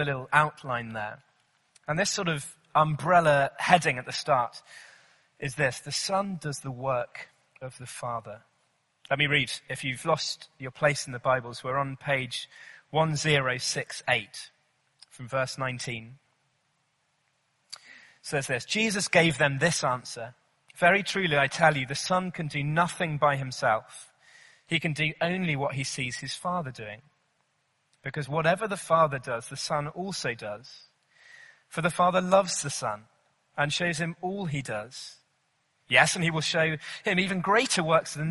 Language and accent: English; Cornwall, South West England, United Kingdom; I grew up in Cornwall, beautiful sunny southwest of England